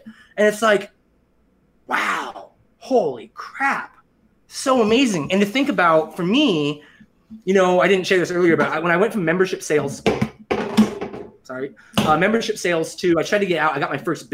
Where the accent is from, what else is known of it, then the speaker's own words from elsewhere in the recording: Kelso, Washington, United States; moved away as an adult; also born or lived in Korea; now in Austin, United States; back home in my hometown Kelso